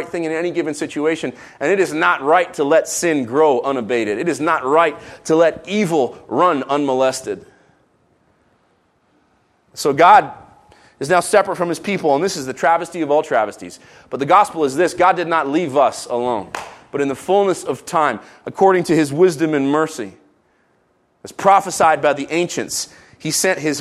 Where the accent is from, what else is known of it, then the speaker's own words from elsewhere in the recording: Jerusalem, Jerusalem District, Israel; moved away; I grew up in Jerusalem. I used to ride my BMX through the valley of Shaveh